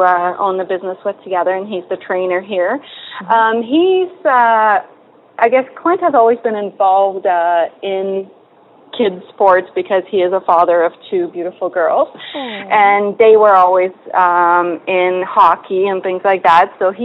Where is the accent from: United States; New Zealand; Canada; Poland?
Poland; moved away; I was just a silly little kid growing up in Poland